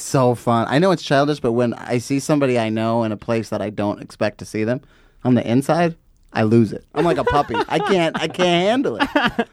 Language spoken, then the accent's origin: English; Fontana, California, United States; growing up in Fontana